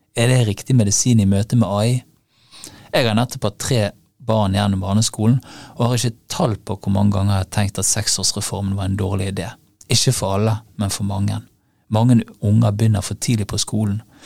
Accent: Bergen, Vestland, Norway; I min hjemby Bergen

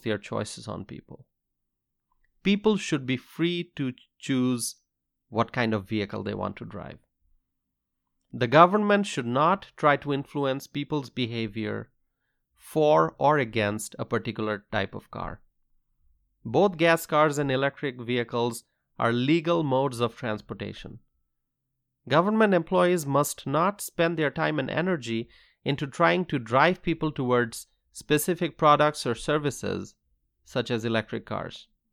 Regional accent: United States; As a freedom-loving American

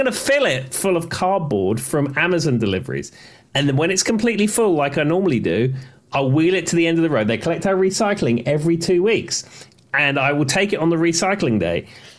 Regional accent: London, United Kingdom; moved away as an adult; now in United States; growing up in England, certainly growing up in London, you meet a lot of Australians

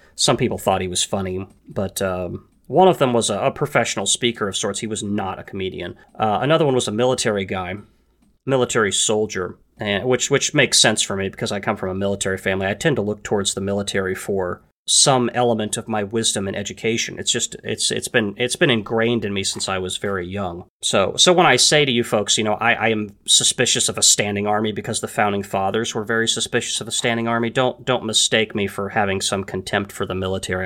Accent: United States; I was born in the United States

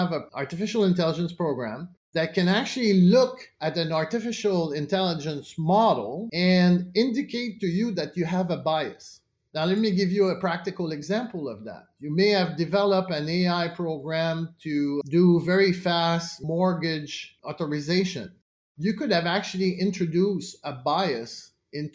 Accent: Canada; as a Canadian

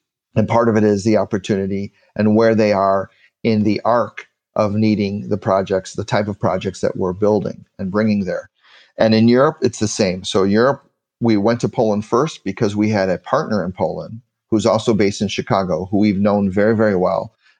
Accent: Mexico; So growing up in Mexico, right?

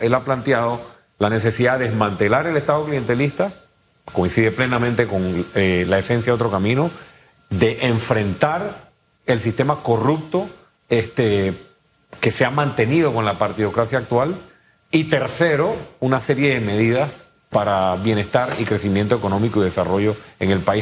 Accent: Panama; muchos panameños

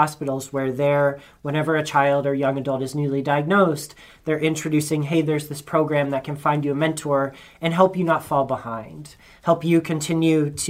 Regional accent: South Pennsylvania, United States; I grew up in the South Pennsylvania.

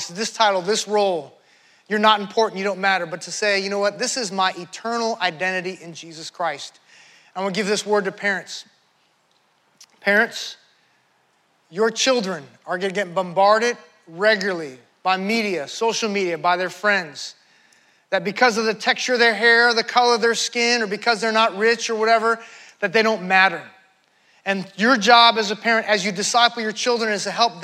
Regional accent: United States; I'm an American.

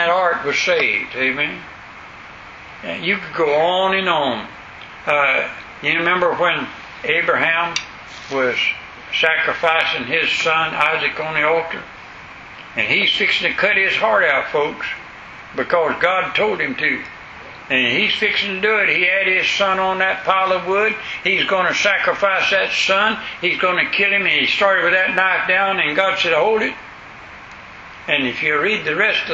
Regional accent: West Florida, United States; I'm from West Florida, back in the woods.

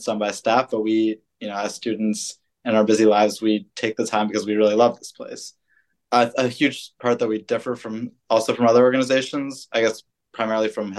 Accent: Boston, Massachusetts, United States; I'm originally from Boston.

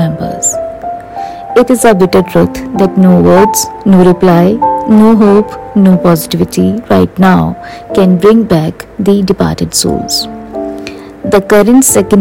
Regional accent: India; Being in my home country

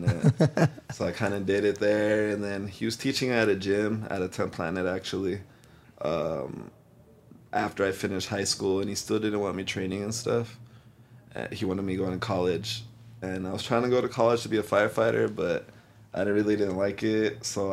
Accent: El Paso, Texas, United States; originally I'm from El Paso, Texas, all the way west in the very corner, like on the border of Mexico

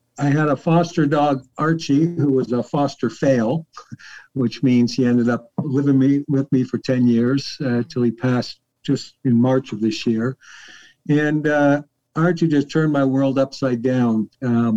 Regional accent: Newmarket, Ontario, Canada; I'm from Newmarket, Canada, or Toronto, Canada

